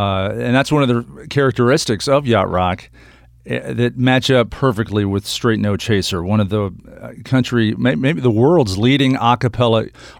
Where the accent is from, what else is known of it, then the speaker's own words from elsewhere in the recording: Midwest, United States; I'm from the Midwest